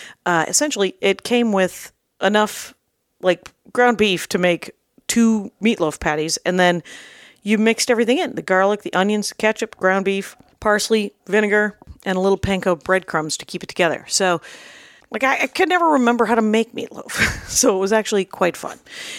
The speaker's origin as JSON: {"language": "English", "town": "South Milwaukee", "region": "Wisconsin", "country": "United States", "tie": "born or raised there", "said": "I grew up in South Milwaukee, Wisconsin."}